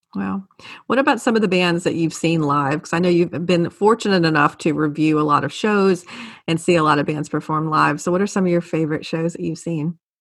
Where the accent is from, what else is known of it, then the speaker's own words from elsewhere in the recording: New Orleans, Louisiana, United States; moved away; I'm from New Orleans